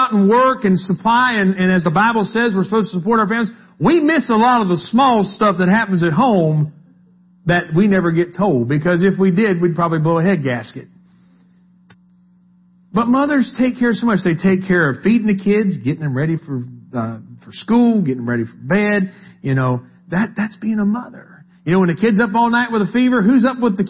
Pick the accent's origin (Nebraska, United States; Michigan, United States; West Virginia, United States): West Virginia, United States; We're from West Virginia